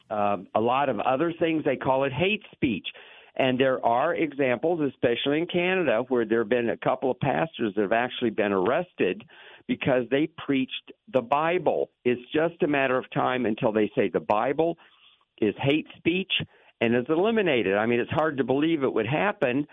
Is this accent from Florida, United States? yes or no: yes; Lakeland, Florida, United States; I grew up in Lakeland